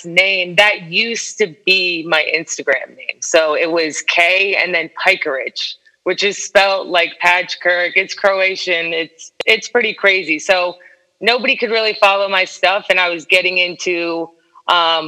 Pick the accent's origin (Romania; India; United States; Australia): United States; Stuart, Florida; also born or lived in New Jersey / Parkland, Florida; now in Orlando, United States; I did all my growing up in this really small town on the water called Stuart, Florida.